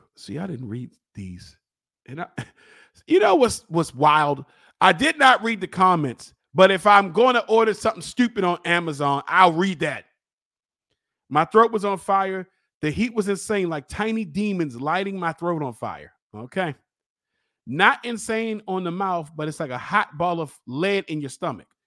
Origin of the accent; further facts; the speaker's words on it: Baltimore, Maryland, United States; I'm from East Baltimore